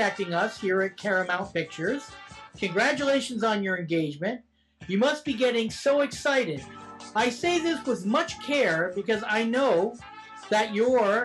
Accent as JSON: {"language": "English", "town": "Brantford", "region": "Ontario", "country": "Canada", "tie": "born or raised there", "said": "My hometown, Brantford, Ontario"}